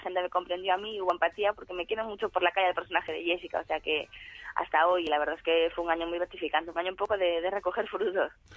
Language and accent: Spanish; Galicia, Spain; moved away as an adult; hace cuatro años me fui de Galicia y el hecho abandonar mi casa y mi familia